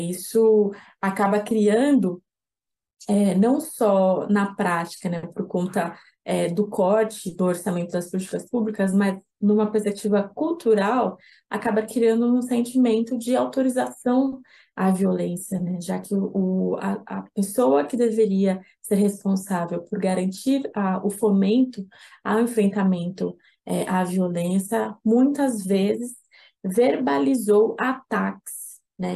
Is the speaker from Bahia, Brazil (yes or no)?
no; São Paulo, Brazil; Eu sou de São Paulo, sou advogada